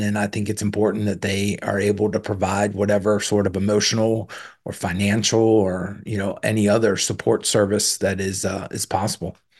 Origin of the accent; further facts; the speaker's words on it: Southern Maryland, United States; I grew up in Southern Maryland, uh, in the shadow and in the, the sounds of Pax River Naval Air Station